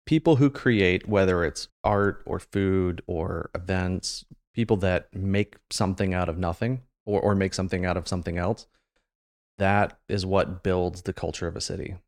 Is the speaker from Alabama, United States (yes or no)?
no; Marysville, Ohio, United States; I grew up in Marysville, so I've been in Central Ohio since I was, like, four years old